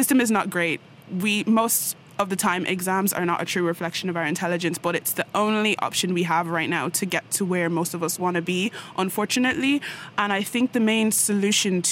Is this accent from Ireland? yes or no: yes; Ireland; moved away as an adult; make a pretty good impact here from Ireland